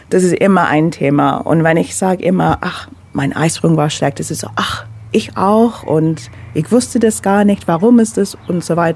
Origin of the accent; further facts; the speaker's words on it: London, United Kingdom; now in Ulm, Germany; Ich bin Londoner, also ich komme aus London, habe seit sieben Jahren in Deutschland, also Ulm slash Neu-Ulm gewohnt.